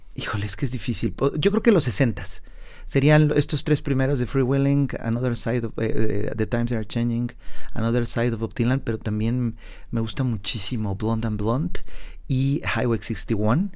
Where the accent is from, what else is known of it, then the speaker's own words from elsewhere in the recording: Oaxaca, Mexico; moved away; lugares desérticos como es la parte de Oaxaca donde crecí